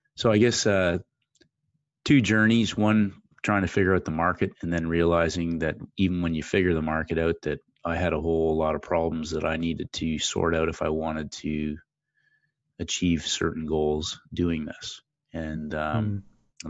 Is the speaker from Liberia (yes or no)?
no; Ontario, Canada; moved away as an adult; also born or lived in St. Louis; I'm originally from Canada, down in the Great Lakes area near the uh, American border, and uh, grew up playing ice hockey